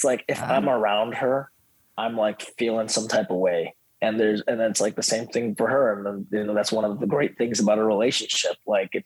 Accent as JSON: {"language": "English", "country": "India", "tie": "born or raised there", "moved": "yes", "said": "I was born in India."}